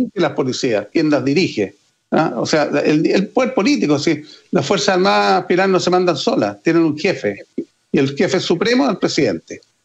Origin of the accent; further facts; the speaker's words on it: Chile; Como chilenos